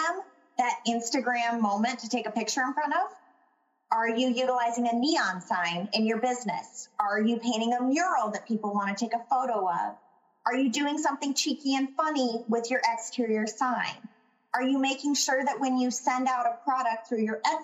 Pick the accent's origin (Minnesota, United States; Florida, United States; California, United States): Minnesota, United States; especially as a Minnesotan